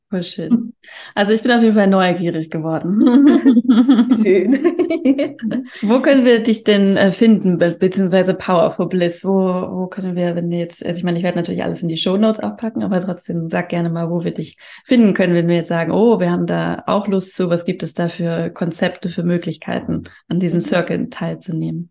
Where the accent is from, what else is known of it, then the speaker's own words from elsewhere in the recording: Hamburg, Germany; Ich komme aus Hamburg